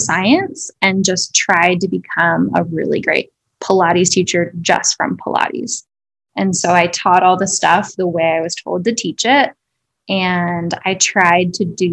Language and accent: English; South Dakota, United States; moved away; also born or lived in Denver; I grew up in South Dakota